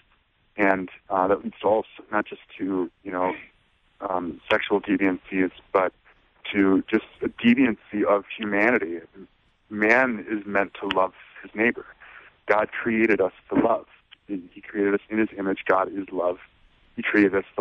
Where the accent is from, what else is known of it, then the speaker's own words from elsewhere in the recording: Racine, Wisconsin, United States; I grew up in Racine, Wisconsin